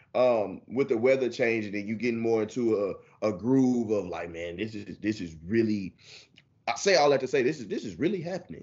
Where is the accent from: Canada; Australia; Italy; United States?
United States; Houston, Texas; moved away; that's my hometown